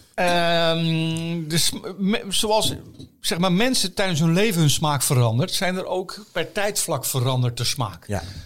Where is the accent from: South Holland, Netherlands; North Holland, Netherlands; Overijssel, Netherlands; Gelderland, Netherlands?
South Holland, Netherlands; Dordrecht; ik ben een schapenkop. Ik ben geboren in Dordrecht.